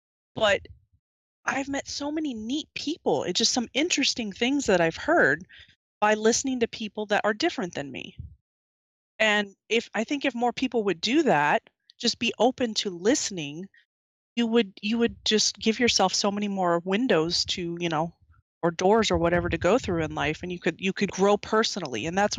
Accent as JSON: {"language": "English", "region": "the South", "country": "United States", "tie": "born there", "said": "I was born in the South, but I don't speak like that."}